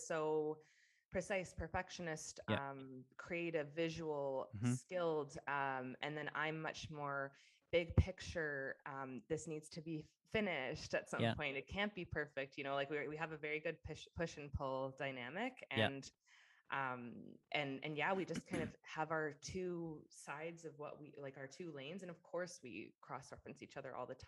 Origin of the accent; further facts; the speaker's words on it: King City, Ontario, Canada; moved away as an adult; also born or lived in Vancouver; now in Austin, United States; I was born and raised in Ontario